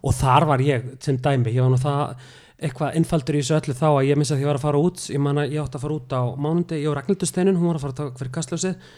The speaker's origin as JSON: {"language": "Icelandic", "town": "Neskaupstaður", "region": "Eastern Region", "country": "Iceland", "tie": "born or raised there", "moved": "as an adult", "lives_now": "Reykjavík, Iceland", "said": "ég er frá neskustad ég er frá neskustad"}